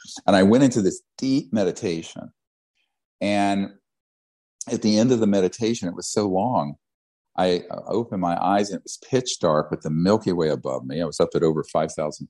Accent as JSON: {"language": "English", "town": "Charlotte", "region": "North Carolina", "country": "United States", "tie": "born or raised there", "said": "I grew up in Charlotte, North Carolina"}